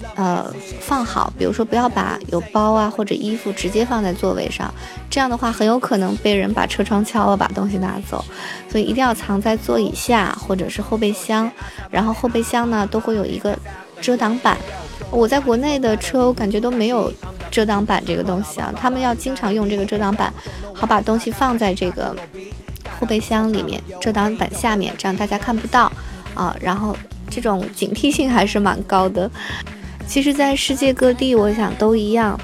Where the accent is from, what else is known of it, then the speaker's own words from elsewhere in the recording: China; now in France; 我们中国人